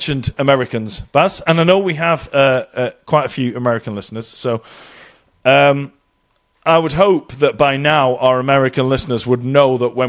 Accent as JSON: {"language": "English", "region": "England", "country": "United Kingdom", "tie": "born or raised there", "moved": "as an adult", "lives_now": "Ireland", "said": "I was born in England, brought up in England by two Scottish people."}